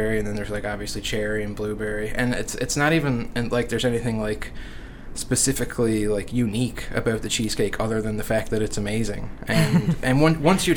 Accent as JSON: {"language": "English", "town": "Marystown", "region": "Newfoundland and Labrador", "country": "Canada", "said": "I'm from Marystown"}